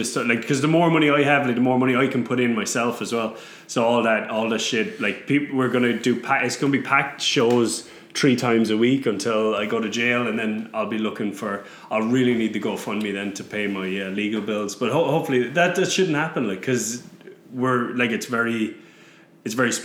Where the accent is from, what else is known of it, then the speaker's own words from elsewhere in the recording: Newcastle West, Munster, Ireland; moved away; my hometown, Newcastle West